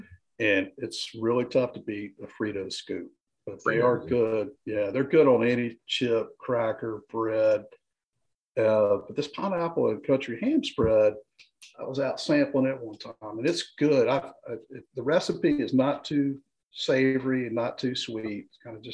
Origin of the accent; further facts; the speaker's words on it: Greensboro, North Carolina, United States; I grew up in Greensboro